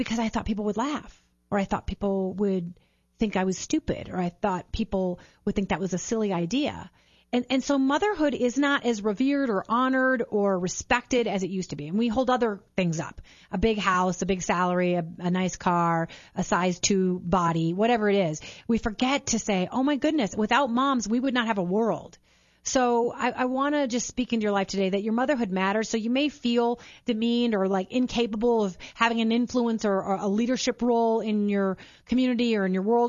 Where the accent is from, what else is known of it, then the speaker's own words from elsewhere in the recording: St. Peter, Minnesota, United States; St. Peter High School, where we grew up in Minnesota